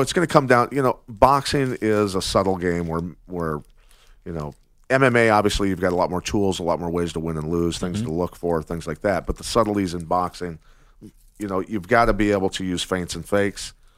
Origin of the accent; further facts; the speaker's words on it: Iowa, United States; growing up in Iowa, a wrestler